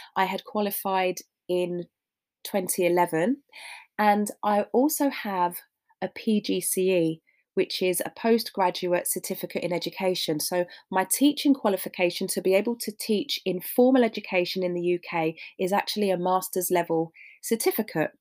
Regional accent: London, United Kingdom; I was born in Hammersmith and I grew up around that area

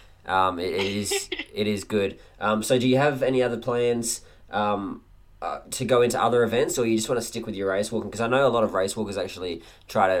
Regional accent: Adelaide, South Australia, Australia; my hometown

